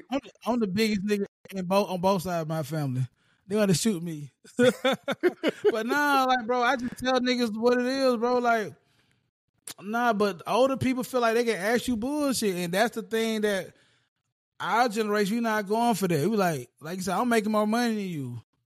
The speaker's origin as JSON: {"language": "English", "region": "the South", "country": "United States", "said": "being down south. uh, being a Southerner"}